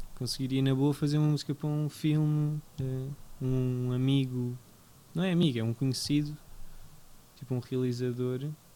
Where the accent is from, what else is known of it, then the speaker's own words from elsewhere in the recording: Portugal; já nasci em Portugal